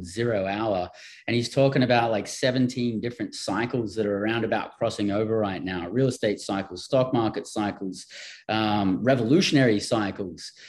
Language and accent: English; Australia; moved away; I'm from Australia and I've traveled all over the world and lived in different countries